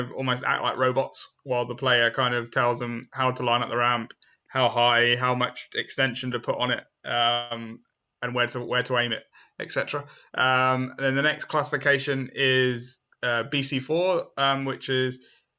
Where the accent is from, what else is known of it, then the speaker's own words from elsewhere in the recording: Southampton, South East England, United Kingdom; also born or lived in Eastleigh; I was at a special school in Southampton because I was born in Southampton, and I went to a special school there